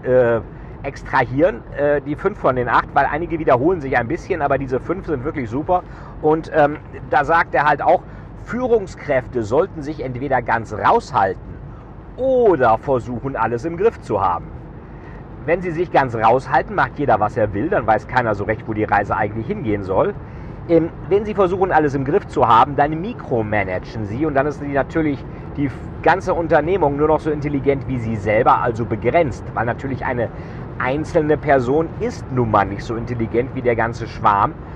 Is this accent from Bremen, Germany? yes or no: yes; Bremen, Germany; Ja, ich komme ja selber aus Bremen